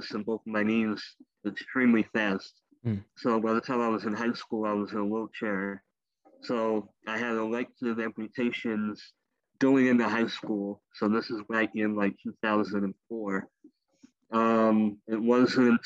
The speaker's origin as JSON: {"language": "English", "town": "Brenham", "region": "Texas", "country": "United States", "tie": "born or raised there", "moved": "as an adult", "lives_now": "Houston, United States", "said": "I moved away to a small town halfway between here and Austin called Brenham, Texas"}